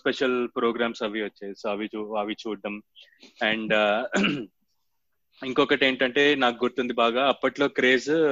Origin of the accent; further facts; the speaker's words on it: Hyderabad, Telangana, India; also born or lived in Vijayawada; నేనంటే ఒక four years బయట హైదరాబాద్ నుంచి బయట ఉన్నా కాబట్టి విజయవాడలో